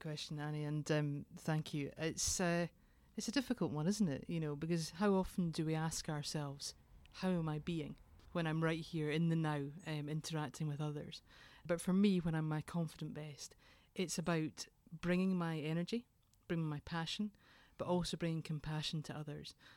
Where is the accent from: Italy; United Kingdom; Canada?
United Kingdom; Edinburgh, Scotland; I am from Edinburgh originally, and I was adopted as a very small baby